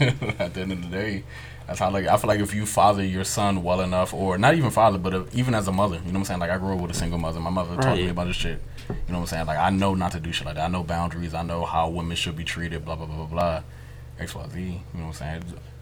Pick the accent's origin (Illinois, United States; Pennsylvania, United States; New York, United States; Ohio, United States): Pennsylvania, United States; Philadelphia; I'm from East Philly, you know what I'm saying, by way of PG.